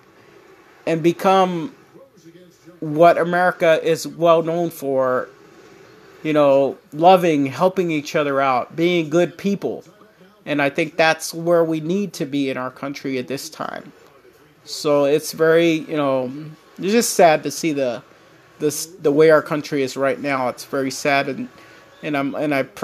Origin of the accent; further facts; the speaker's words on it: United States; me as an American